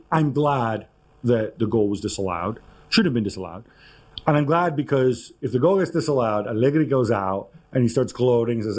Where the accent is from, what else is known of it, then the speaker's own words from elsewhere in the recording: Italy; I'm Italian